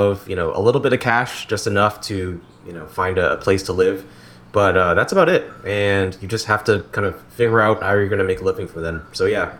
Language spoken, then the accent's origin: English; Newton, Massachusetts, United States; also born or lived in Concord, Massachusetts / Marlborough, Massachusetts; I grew up in Marlborough, Massachusetts for less than a year. Then I moved to Newton.